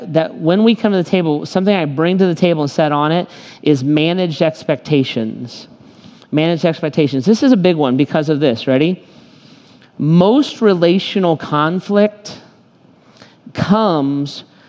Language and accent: English; United States; I am kind of as American as it gets